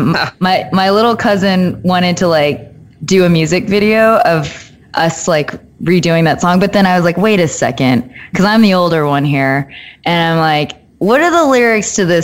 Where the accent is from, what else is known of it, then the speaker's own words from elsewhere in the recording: Austin, Texas, United States; I grew up in Austin, and they had the Alamo Draft House